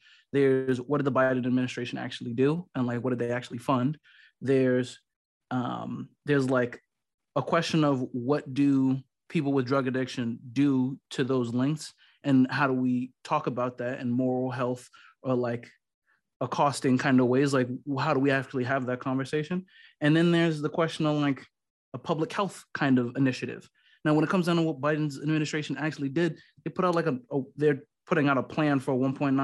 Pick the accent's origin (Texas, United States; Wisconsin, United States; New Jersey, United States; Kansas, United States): New Jersey, United States; now in Los Angeles, United States; I'm from New Jersey